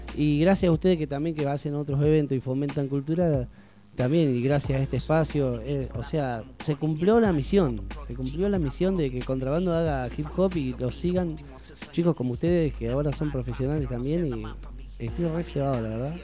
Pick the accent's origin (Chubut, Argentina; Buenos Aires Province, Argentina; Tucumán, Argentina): Buenos Aires Province, Argentina; Tandil; also born or lived in Tres Arroyos; yo nací en Tres Arroyos, pero me vine a Tandil a los cuatro años